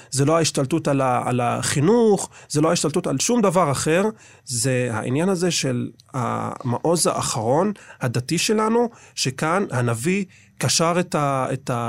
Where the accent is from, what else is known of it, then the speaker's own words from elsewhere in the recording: Jerusalem, Jerusalem District, Israel; אני גדלתי בעיר העתיקה. אה, אני מהגג של הבית שלנו, של הבית של סבא וסבתא, יכול לראות את כיפת הסלע.